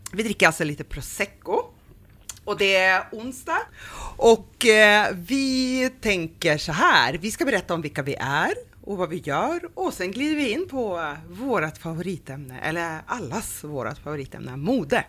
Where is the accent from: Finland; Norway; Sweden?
Sweden; Norrland; vi är från Norrland